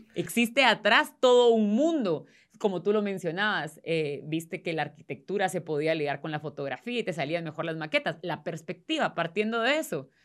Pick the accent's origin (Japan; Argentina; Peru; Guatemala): Guatemala